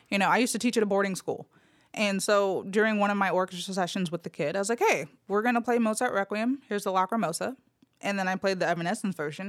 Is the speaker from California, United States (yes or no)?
yes; Los Angeles, California, United States; moved away as an adult; now in Memphis, United States; I was born and raised in L A, Los Angeles, California